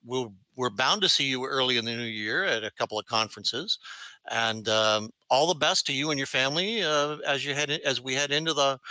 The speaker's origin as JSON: {"language": "English", "country": "Canada", "accent": "Canadian", "said": "my Canadian accent, Lee."}